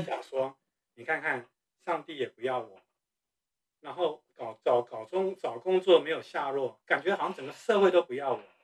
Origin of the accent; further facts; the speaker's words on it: Taiwan; moved away as an adult; 我是从台湾出生长大的